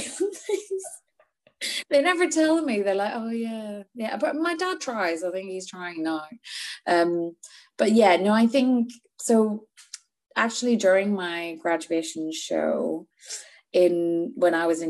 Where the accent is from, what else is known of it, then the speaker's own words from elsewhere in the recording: Northern Ireland, United Kingdom; also born or lived in Edinburgh; now in London, United Kingdom; I am from Northern Ireland. I grew up there. I was born there.